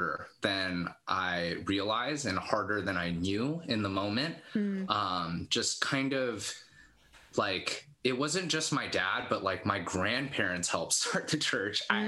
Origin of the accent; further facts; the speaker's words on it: Los Altos, California, United States; now in Sunnyvale, United States; Born and raised in Los Altos